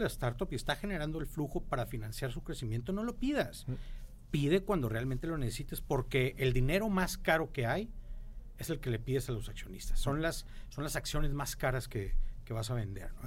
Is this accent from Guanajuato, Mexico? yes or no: no; Monterrey, Nuevo León, Mexico; como todo regio, como todo norteño en México